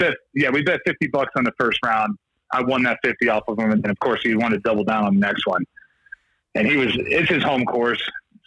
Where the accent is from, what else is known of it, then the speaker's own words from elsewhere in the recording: Ohio, United States; moved away as an adult; also born or lived in Baltimore, Maryland; now in Denver, United States; I grew up in Ohio